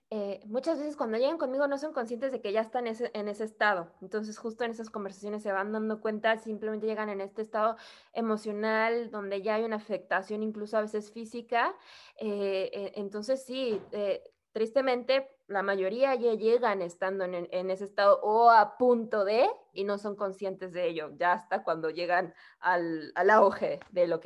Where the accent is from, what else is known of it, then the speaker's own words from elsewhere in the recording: Mexico; also born or lived in Querétaro; mexicana, eh, vivo en una ciudad que se llama Querétaro, en el centro, en el centro de México.